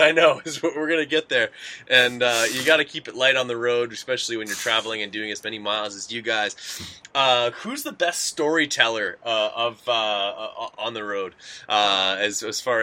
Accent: Canada; we're from Canada.

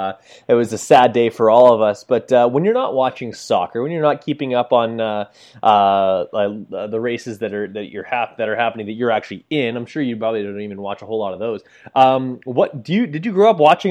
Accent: Canada; that's where I'm from. I'm from Canada

